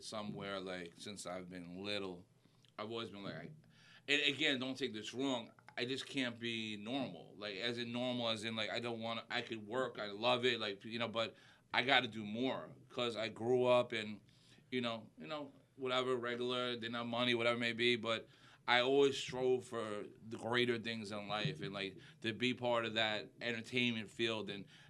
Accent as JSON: {"language": "English", "area": "Westchester", "region": "New York", "country": "United States", "tie": "born or raised there", "accent": "New York", "moved": "as an adult", "lives_now": "Florida, United States", "said": "I lived in Westchester. I grew up in Westchester."}